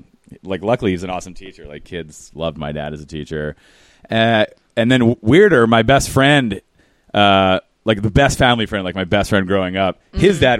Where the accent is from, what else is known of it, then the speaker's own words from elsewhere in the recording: Philadelphia, Pennsylvania, United States; I grew up in suburban Philadelphia.